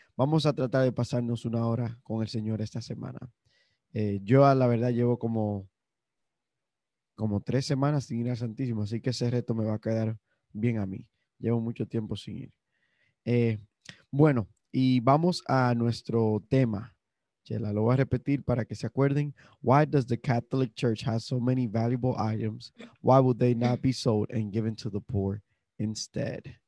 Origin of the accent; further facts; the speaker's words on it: Dominican Republic; somos los dominicanos